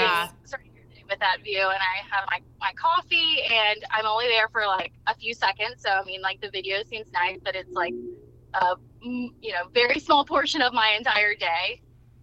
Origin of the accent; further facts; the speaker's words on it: Eastern North Carolina, United States; I'm from Eastern North Carolina